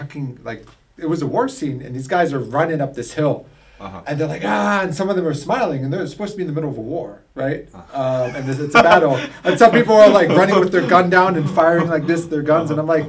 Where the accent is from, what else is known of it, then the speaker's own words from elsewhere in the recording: England, United Kingdom; accent: English; I don't want to be a bad actor, so I just stuck with my own English accent.